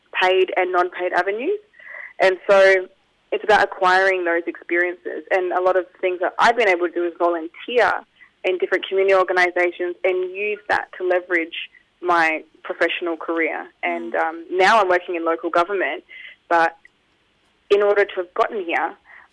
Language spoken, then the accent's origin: English; Tanzania; now in Australia; I am originally from Tanzania, East Africa.